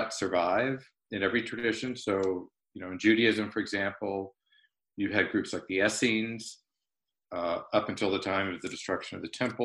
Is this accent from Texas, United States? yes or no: yes; Houston, Texas, United States; moved away as an adult; also born or lived in East Coast; I was born in Houston, Texas, grew up there